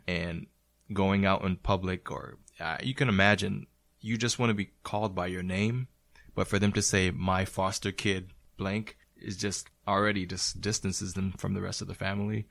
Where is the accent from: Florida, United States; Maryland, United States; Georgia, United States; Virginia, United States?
Florida, United States; now in New England, United States; Originally, I was raised in Florida